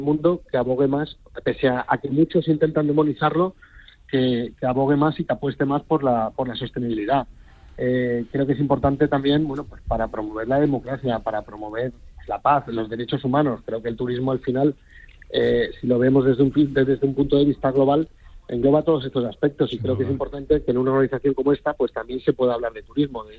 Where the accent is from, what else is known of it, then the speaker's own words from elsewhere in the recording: Spain; yo soy el único español